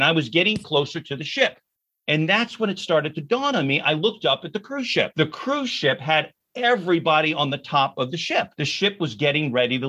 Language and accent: English; Baltimore, Maryland, United States; I grew up in Baltimore